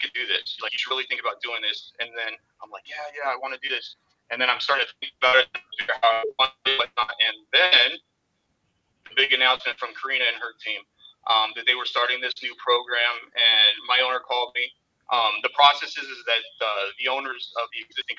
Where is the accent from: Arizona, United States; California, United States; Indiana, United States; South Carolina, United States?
Arizona, United States; moved away as an adult; now in Southwest Florida, United States; I'm originally from Arizona, and I had moved down here to Southwest Florida about 3 years ago